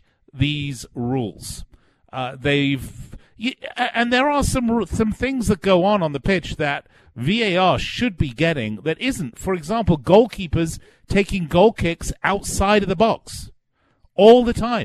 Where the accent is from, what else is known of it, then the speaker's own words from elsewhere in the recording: England, United Kingdom; now in United States; I'm English, but I'm a naturalized American. I'm a native son of England